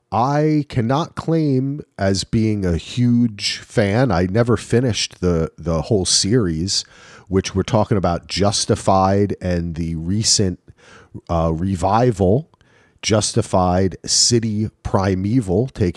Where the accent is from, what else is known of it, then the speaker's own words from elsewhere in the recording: New Jersey, United States; I think of him as being an Eagle growing up in Jersey.